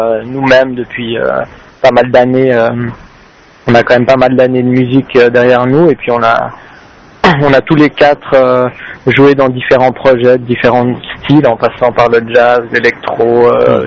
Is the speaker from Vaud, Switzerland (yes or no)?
no; Geneva, Switzerland; on est, à Genève et on est de Genève